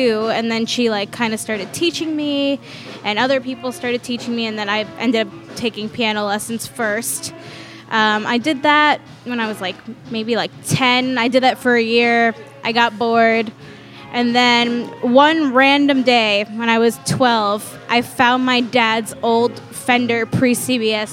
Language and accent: English; New York, United States; moved away as an adult; that's still in Queens, like, where we grew up